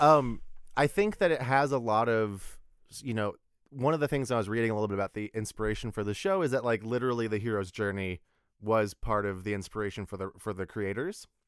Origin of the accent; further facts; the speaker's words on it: Texas, United States; we're both from Texas